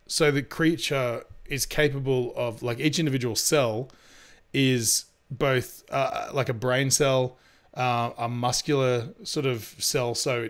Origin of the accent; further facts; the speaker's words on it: New York City, New York, United States; You damn right I'm gonna need that cornbread because I'm from New York City.